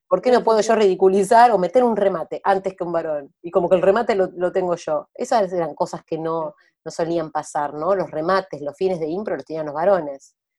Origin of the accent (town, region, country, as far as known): Argentina